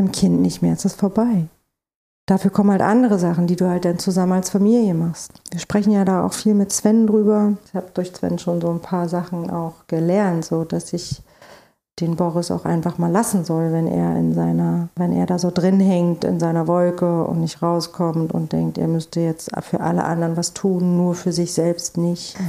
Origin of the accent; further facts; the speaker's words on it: East Germany, Germany; now in Berlin, Germany; ich bin in der DDR groß geworden